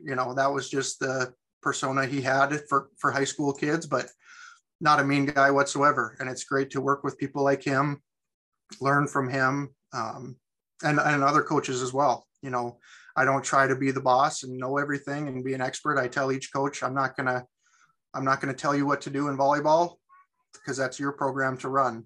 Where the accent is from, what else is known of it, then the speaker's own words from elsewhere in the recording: Sidney, Montana, United States; I was born and raised in Sydney, so I'm back in my hometown